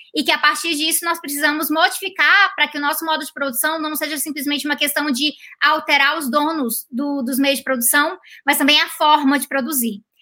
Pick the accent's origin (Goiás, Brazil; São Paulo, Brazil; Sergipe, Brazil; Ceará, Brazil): Goiás, Brazil; Goiânia; moved away as an adult; also born or lived in Canada; Eu sou de Goiânia. De Goiânia. Aí eu morei em Goiânia até, até os 18 anos de idade.